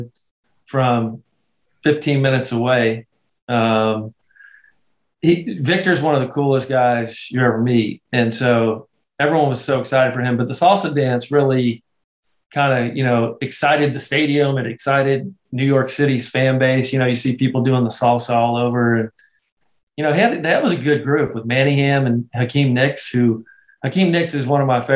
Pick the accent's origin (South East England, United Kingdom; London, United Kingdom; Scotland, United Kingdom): Scotland, United Kingdom; moved away; I'm Scottish